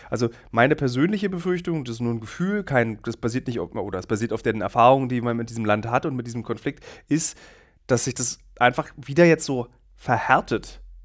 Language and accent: German; Berlin, Germany; ich in einem Berlin, das zweigeteilt existiert und meine Identität scharfkantig geprägt hat